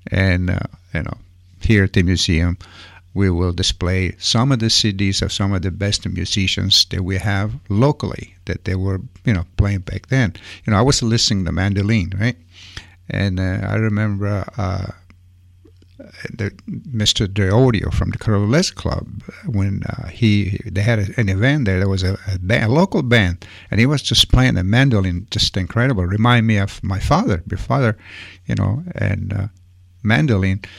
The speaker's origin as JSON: {"language": "English", "country": "Italy", "moved": "yes", "said": "I mean, I remember when I came from Italy, every weekend it was three, four different dances."}